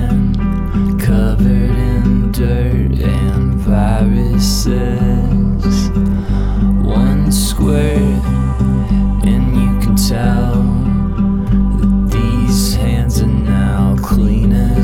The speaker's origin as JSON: {"language": "English", "region": "Texas", "country": "United States", "tie": "born or raised there", "also_born_or_lived": "Austin, Texas", "moved": "yes", "lives_now": "New York, United States", "said": "I was born in Texas"}